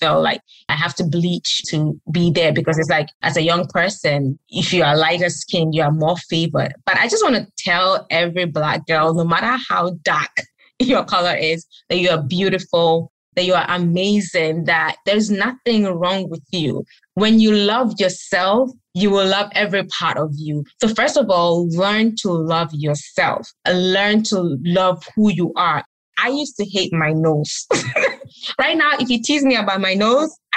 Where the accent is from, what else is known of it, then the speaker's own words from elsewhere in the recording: Gambia; also born or lived in Ghana; now in United States; I grew up in Gambia.